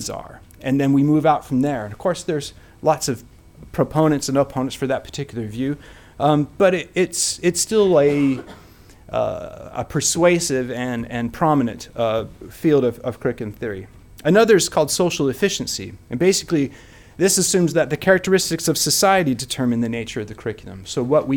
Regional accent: United States; moved away as an adult; also born or lived in Cincinnati, Ohio; now in Wales; I'm not originally from Wales. I'm originally from the US.

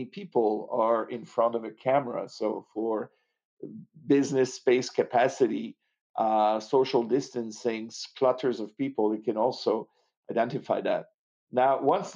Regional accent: Montreal, Quebec, Canada; accent: French; now in Los Angeles, United States; I'm French Canadian. I'm originally from Montreal

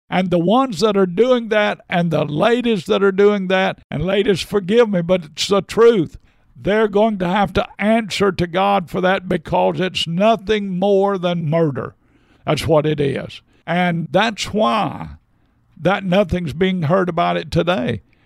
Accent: United States

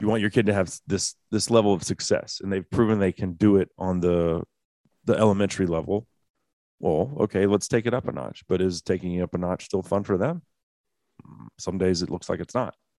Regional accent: Dallas, Texas, United States; Growing up in the Dallas area, which is a soccer hotbed

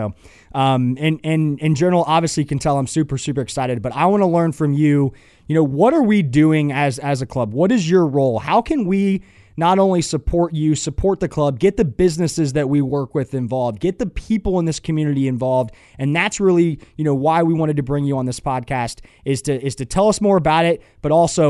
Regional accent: Atlanta, Georgia, United States; I grew up in Atlanta, and I grew up playing soccer.

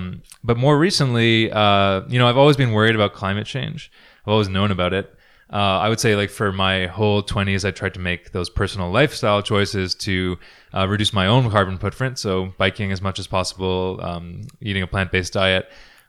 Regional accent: Ontario, Canada; now in Edmonton, Canada; So I'm originally from Ontario. I grew up kind of moving around. My dad was a diplomat. But I moved here to Edmonton like 6.5 years ago.

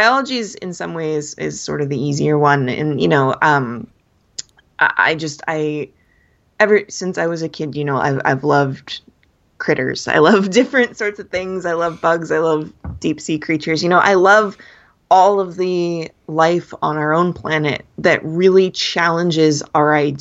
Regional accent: Los Angeles County, California, United States; I grew up down in Los Angeles County, where, you know, there are people from everywhere.

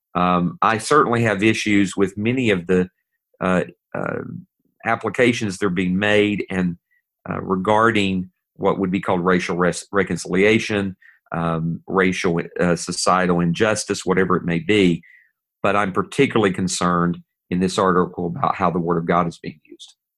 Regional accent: East Tennessee, United States; I'm from Tennessee, and I'm from East Tennessee. I'm a hillbilly from up in that area

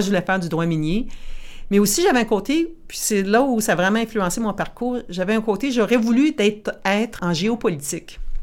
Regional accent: Timmins, Ontario, Canada; moved away as an adult; also born or lived in Ottawa; now in Montreal, Canada; J'ai grandi à Timmins, dans le nord de l'Ontario, une vraie franco-ontarienne.

